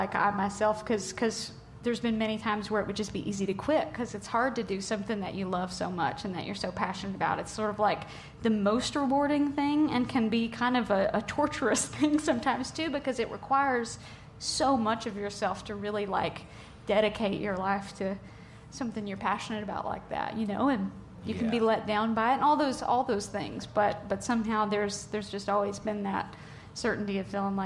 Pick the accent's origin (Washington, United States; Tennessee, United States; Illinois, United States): Tennessee, United States; growing up in Tennessee, music is just such a way of life for so many people.